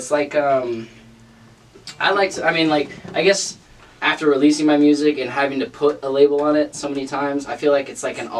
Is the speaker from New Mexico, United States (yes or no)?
no; Oregon, United States; also born or lived in Southern California; I grew up in kind of all over, actually. I was born in Southern California, moved out to Oregon.